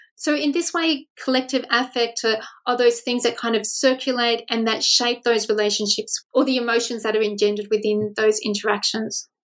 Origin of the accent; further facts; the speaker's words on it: Australia; as an Australian researcher